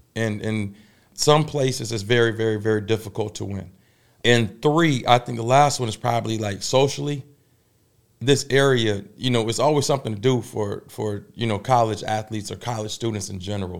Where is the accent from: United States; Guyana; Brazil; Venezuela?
United States; Tidewater, Virginia; now in Durham, United States; my hometown, in the Tidewater